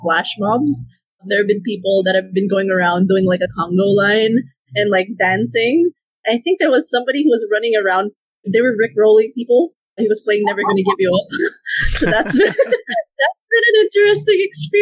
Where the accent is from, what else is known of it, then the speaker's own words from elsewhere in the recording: Davao, Davao Region, Philippines; I'm from Davao.